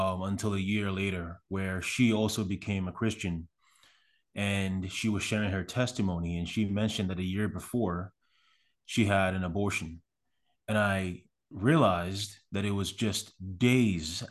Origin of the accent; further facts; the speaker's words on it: Accra, Greater Accra, Ghana; also born or lived in Canada; now in United States; I was born in Accra, which is the capital city of Ghana. I grew up there